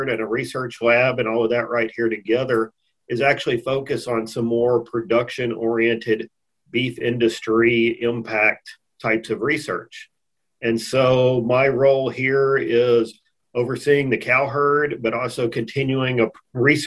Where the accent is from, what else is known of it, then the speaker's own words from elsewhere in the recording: Texas, United States; moved away as an adult; also born or lived in Missouri / Miles City, Montana / Brookings, South Dakota; I grew up here in Texas